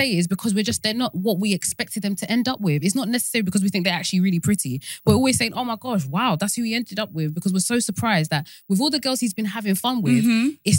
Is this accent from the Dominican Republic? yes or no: no; Nigeria; as a Nigerian person